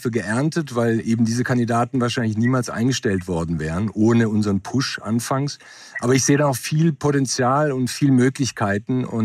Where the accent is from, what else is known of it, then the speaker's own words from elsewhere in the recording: Germany; born there; Ich bin in Deutschland geboren, 72. Meine Eltern kommen vom Westbalkan, Ex-Jugoslawien.